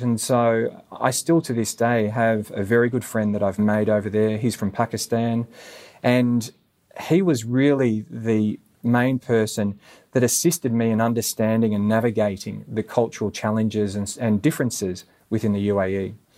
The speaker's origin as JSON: {"language": "English", "town": "Gold Coast", "region": "Queensland", "country": "Australia", "tie": "born or raised there", "also_born_or_lived": "United Arab Emirates", "moved": "yes", "said": "growing up on the Gold Coast, we didn't have a strong Indian community"}